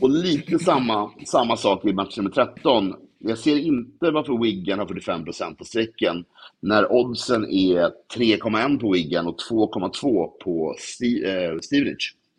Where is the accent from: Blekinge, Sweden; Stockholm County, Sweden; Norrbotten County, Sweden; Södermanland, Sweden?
Stockholm County, Sweden; Stockholm; Jag är från Vasastan